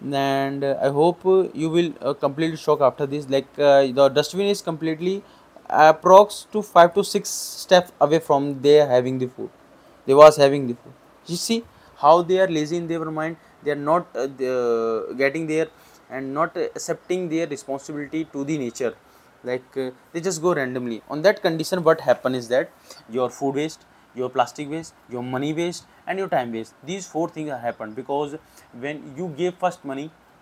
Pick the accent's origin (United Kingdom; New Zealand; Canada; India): India; I'm from India